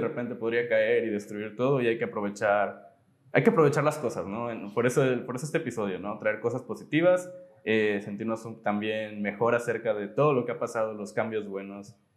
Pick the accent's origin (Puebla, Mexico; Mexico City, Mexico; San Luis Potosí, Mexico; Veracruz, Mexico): Veracruz, Mexico; Poza Rica; nosotros somos de aquí, de Poza Rica, Veracruz